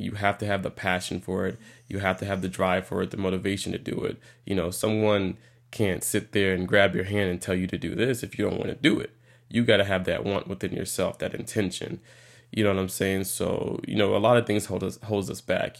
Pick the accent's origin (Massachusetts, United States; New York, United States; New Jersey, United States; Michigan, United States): New York, United States; moved away; originally from New York